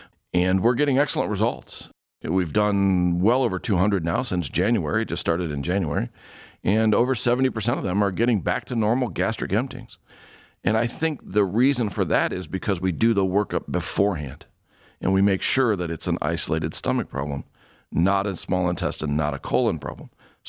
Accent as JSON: {"language": "English", "region": "Ohio", "country": "United States", "tie": "born or raised there", "said": "I was born and raised in Ohio. I lived all over the state, and you get all four seasons."}